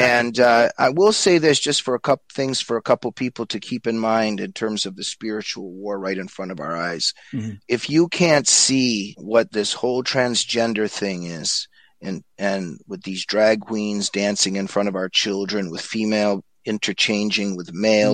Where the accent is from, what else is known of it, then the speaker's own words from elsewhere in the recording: United States; I was growing up in the United States